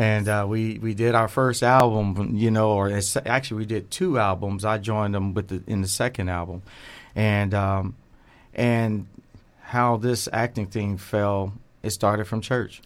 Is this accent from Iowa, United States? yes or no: no; Dayton, Ohio, United States; born and raised in Dayton, Ohio